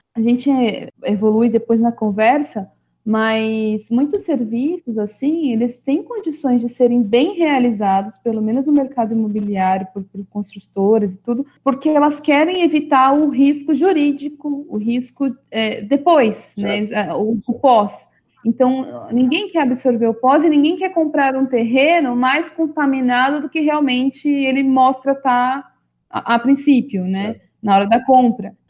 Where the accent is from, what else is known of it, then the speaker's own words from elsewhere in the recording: São Paulo, Brazil; eu sou de São Paulo, da capital, nasci e cresci aqui, nunca morei em outros lugares